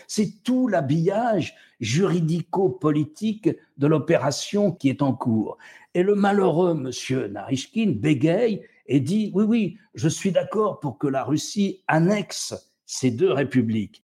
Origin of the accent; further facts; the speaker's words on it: France; Chez nous, en France